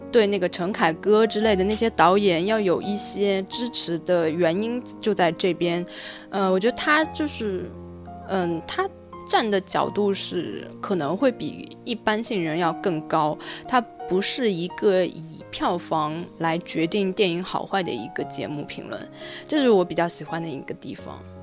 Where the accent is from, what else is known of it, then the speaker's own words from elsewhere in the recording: Shanghai, China; 我是上海的